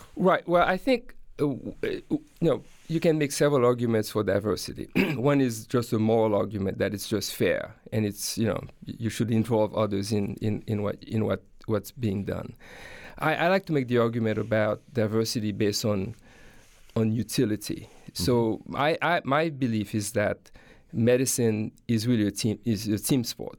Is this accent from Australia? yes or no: no; Haiti; moved away as an adult; now in United States; I grew up in Haiti and, uh, went to, uh, elementary and high school there